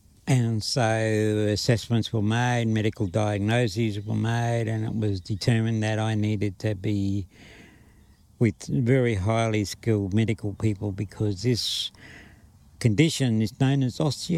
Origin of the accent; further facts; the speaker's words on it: Charleville, Queensland, Australia; born there; they came up to where I was born in Charleville, Western Queensland, saw me and knew that they were going to care for me.